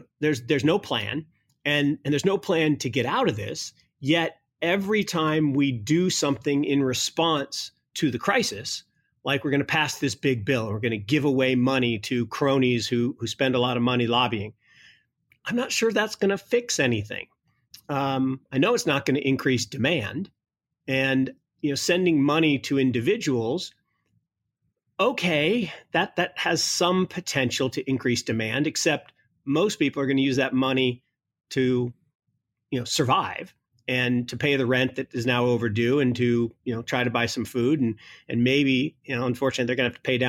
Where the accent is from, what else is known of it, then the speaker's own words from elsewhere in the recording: Kirkland, Washington, United States; I mean, it's kind of freaky to think, you know, Kirkland, Washington, where I grew up, was the epicenter of the crisis.